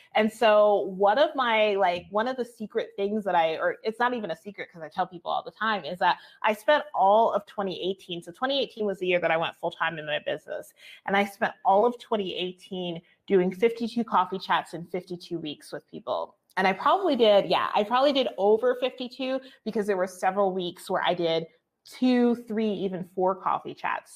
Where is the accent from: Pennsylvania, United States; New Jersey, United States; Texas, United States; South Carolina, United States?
New Jersey, United States; moved away as an adult; now in Albuquerque, United States; I grew up in New Jersey.